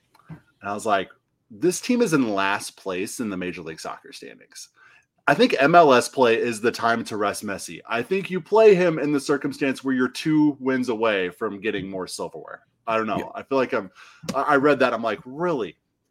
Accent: Western Illinois, United States; I'm from Western Illinois.

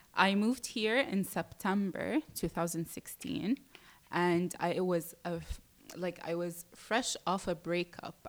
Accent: Jeddah, Makkah Province, Saudi Arabia; moved away as an adult; also born or lived in United Kingdom; now in Dubai, United Arab Emirates; I was born and raised in Saudi Arabia, mm-hmm. in Jeddah, and I stayed there up until I was 18

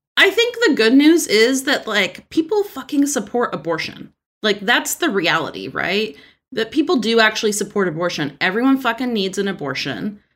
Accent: Texas, United States; I'm from Texas

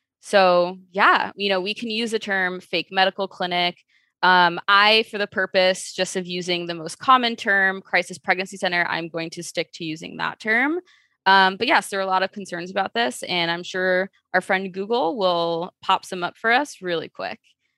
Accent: Chicago, Illinois, United States; And it all started when I was a teenager growing up in Chicago, where just in the city life, you see a lot of things that don't really sit well with you.

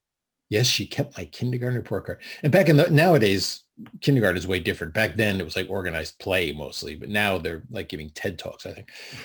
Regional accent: Connecticut, United States; In Connecticut.

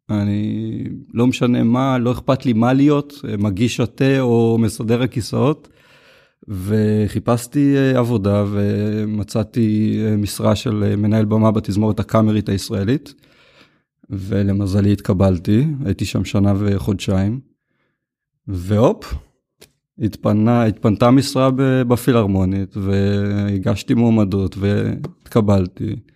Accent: Ma'ale Gamla, Northern District, Israel; now in Tel Aviv, Israel; בן 37. אה, גדלתי במעלה גמלה, רמת הגולן. אז הגעתי לתל אביב ולמדתי מוזיקה.

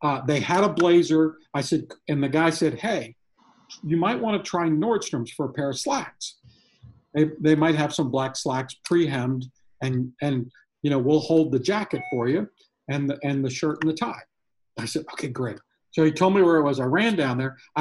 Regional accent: near Raleigh, North Carolina, United States; my hometown or outside of Raleigh in North Carolina

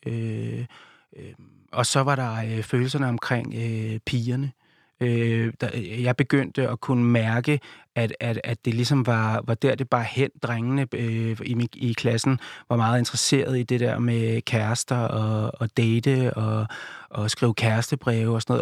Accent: Viby Sjælland, Zealand, Denmark; byen, der hvor jeg kommer fra, Viby Sjælland

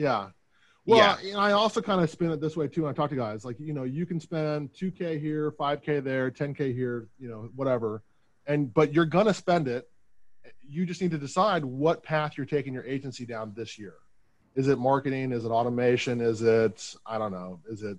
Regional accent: Portland, Oregon, United States; Portland, yeah.

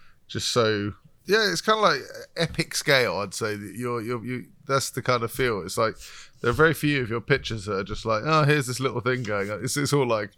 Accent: London, United Kingdom; I'm from London

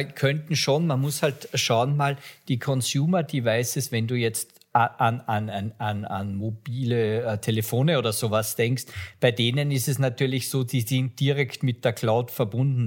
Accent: Austria; ich bin Österreicher

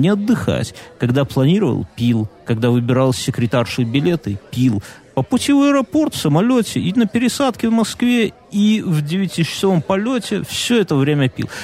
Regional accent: Belarus; мы белорусы. Я ему как белорус белорусу говорю

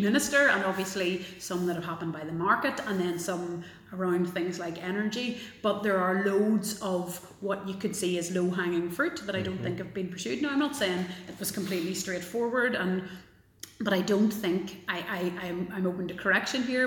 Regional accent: Belfast, Northern Ireland, United Kingdom; also born or lived in Galway; I grew up in South Belfast in probably what's still one of the most integrated neighbourhoods in uh, in Belfast

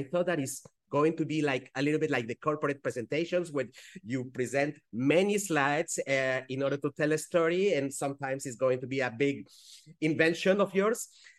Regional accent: Switzerland; first language Spanish; English is a second language; I do speak French because I grew up in Switzerland. And I then Spanish because that's my mother tongue, even though I don't practice it enough.

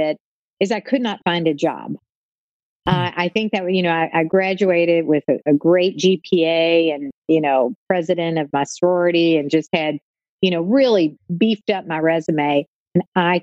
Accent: Louisville, Kentucky, United States; I'm from Louisville, Kentucky

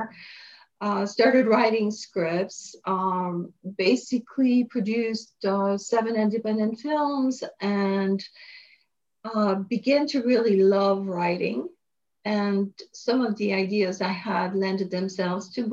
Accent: France; moved away as an adult; also born or lived in Paris, France / Montreal, Canada; now in United States; I was born in France, and I studied in Paris for a while.

